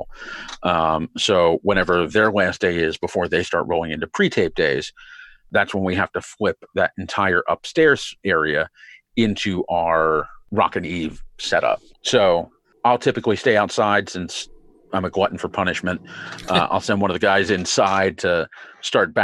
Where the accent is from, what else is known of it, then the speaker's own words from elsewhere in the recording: Philadelphia, Pennsylvania, United States; I grew up in Philly